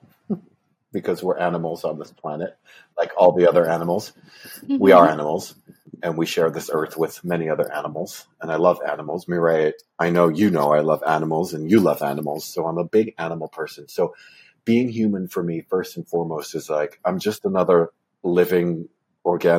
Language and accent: English; Port Jefferson, New York, United States; I grew up in Port Jefferson, Long Island, New York